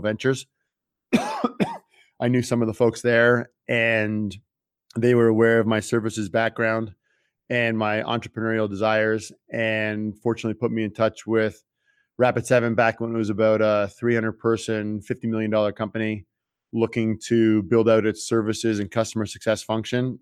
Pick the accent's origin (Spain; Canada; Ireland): Canada; Toronto, Ontario; moved away as an adult; also born or lived in France; I grew up in Toronto, Canada